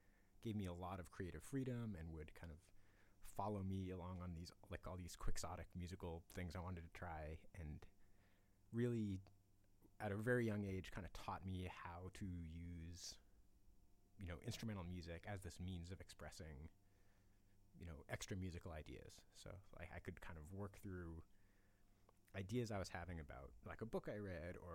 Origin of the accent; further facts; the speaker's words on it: Massachusetts, United States; I grew up in Massachusetts